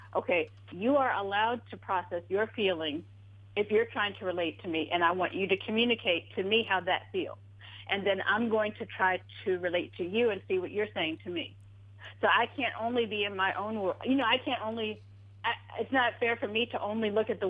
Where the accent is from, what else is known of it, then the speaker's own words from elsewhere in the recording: Silver Spring, Maryland, United States; also born or lived in Washington, D.C.; I grew up in like Hyattsville, Tacoma Park, Silver Spring area.